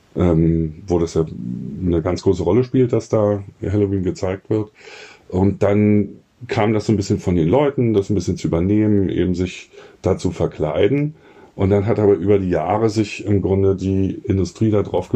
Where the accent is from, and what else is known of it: Berlin, Germany